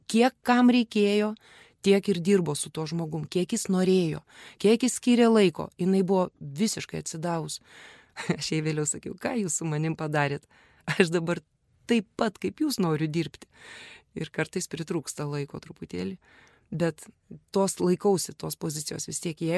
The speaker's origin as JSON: {"language": "Lithuanian", "town": "Kaunas", "region": "Kaunas County", "country": "Lithuania", "tie": "born or raised there", "said": "Ir užaugau Petrašiūnuose."}